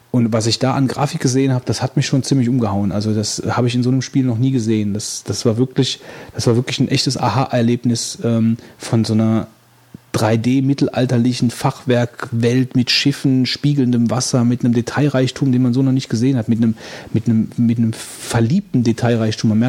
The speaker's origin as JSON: {"language": "German", "town": "Stockholm", "region": "Stockholm County", "country": "Sweden", "tie": "born or raised there", "said": "ein großes Fest in Stockholm, meiner Heimatstadt, gemacht"}